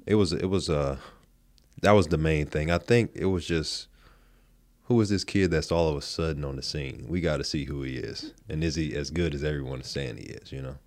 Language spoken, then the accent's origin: English; Supply, North Carolina, United States; moved away as an adult; also born or lived in Raleigh, North Carolina; I grew up in Supply. My high school was in Shallot.